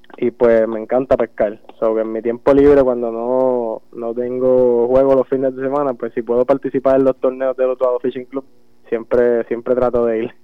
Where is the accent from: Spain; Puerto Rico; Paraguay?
Puerto Rico; Jayuya; born or raised there; also born or lived in Utuado